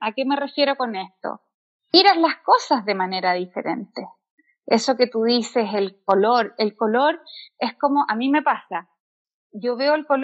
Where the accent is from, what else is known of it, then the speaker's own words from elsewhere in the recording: Santiago, Santiago Metropolitan Region, Chile; also born or lived in Mexico; now in Santiago, Chile; soy artista plástica y viví nueve años en México. Ahora estoy de regreso en mi tierra, acá en Santiago de Chile.